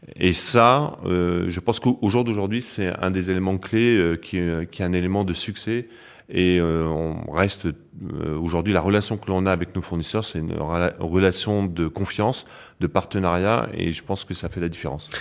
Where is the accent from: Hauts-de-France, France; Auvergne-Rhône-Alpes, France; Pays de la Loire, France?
Hauts-de-France, France; Picardy; moved away as an adult; also born or lived in Metz; je ne suis pas Lorrain, non, non, je suis Picard d'origine.